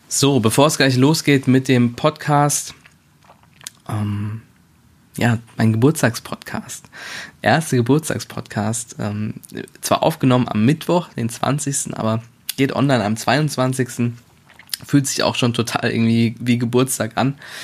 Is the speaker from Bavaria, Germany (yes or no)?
no; Wiesbaden, Hesse, Germany; moved away as an adult; also born or lived in Berlin; Ich komme zwar ursprünglich auch aus Wiesbaden, habe aber anderthalb Jahre in Berlin gewohnt